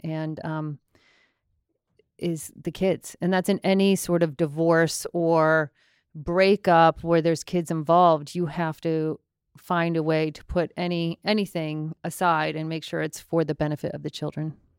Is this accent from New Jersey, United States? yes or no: no; Longmeadow, Massachusetts, United States; I'm from Long Meadow, Massachusetts